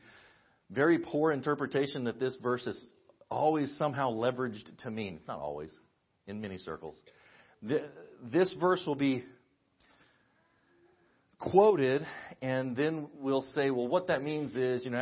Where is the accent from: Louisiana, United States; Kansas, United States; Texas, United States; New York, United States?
Kansas, United States; Western; I'm from Western Kansas. We have tumbleweeds in Western Kansas